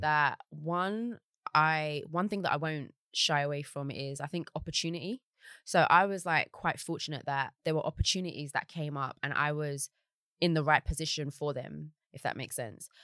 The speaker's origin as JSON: {"language": "English", "region": "London", "country": "United Kingdom", "tie": "born or raised there", "also_born_or_lived": "Surrey Quays / Deptford / Bermondsey / Peckham", "said": "I grew up in South East London"}